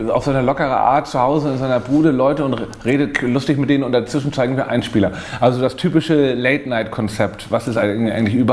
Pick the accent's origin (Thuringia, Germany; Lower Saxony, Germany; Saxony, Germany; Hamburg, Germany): Hamburg, Germany; Ich komme ja ursprünglich aus Hamburg und habe dann, wollte dann eigentlich beim Hamburger Journal arbeiten